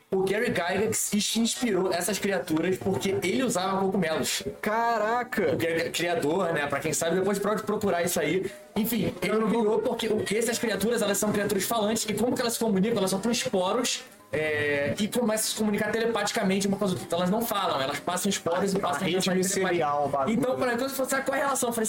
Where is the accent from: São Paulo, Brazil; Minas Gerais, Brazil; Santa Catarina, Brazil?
São Paulo, Brazil; Santos; now in Belo Horizonte, Brazil; estou em BH há dois anos, sou de Santos. nasci daqui, morei em Santos a vida inteira.